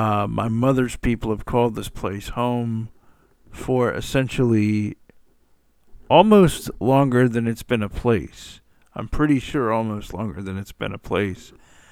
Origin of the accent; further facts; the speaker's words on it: Atlanta, Georgia, United States; Atlanta, Georgia, basically the Big Peach or the Big A or whatever you want to call it, my hometown.